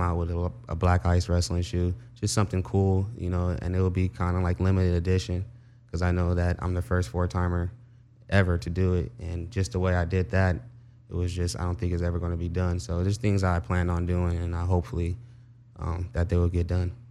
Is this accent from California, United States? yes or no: yes; Compton, California, United States; I grew up in Compton